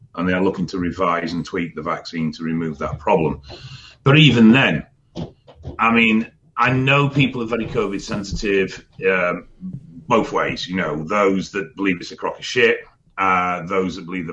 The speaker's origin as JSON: {"language": "English", "town": "Blackdown", "region": "South East England", "country": "United Kingdom", "tie": "born or raised there", "said": "I was born in Blackdown in Surrey, in England"}